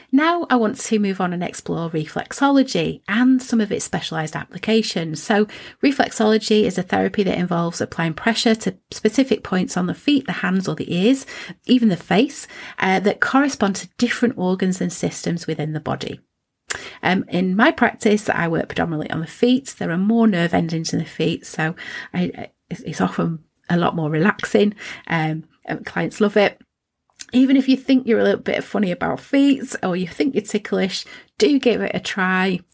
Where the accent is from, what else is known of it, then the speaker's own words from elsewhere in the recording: Preston, North West England, United Kingdom; I was born in Preston